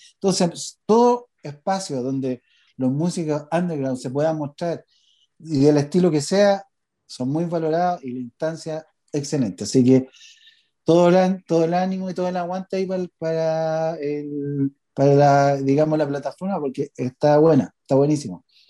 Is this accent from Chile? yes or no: yes; Chile; los chilenos somos más prisioneros